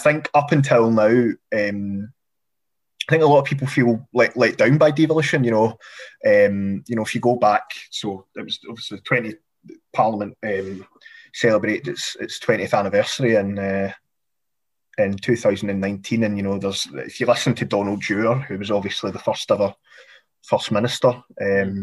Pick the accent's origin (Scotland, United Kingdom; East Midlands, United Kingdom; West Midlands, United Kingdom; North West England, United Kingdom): Scotland, United Kingdom; Glasgow; I'm as proud a Glaswegian as I am a Scot